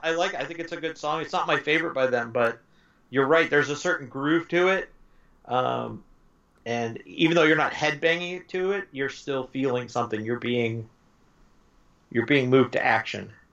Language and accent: English; Los Angeles, California, United States; also born or lived in Montebello, California / South Whittier, California; I grew up in Southern California, and all my friends were Hispanic in uh, East LA. Mm-hmm. I grew up East LA, Montebello, South Whittier, those that area